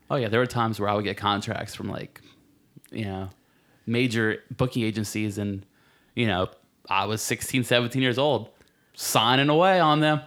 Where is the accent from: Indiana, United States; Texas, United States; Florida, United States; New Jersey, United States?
New Jersey, United States; Marlboro; I'm from, uh, central Jersey, a little town called Marlborough.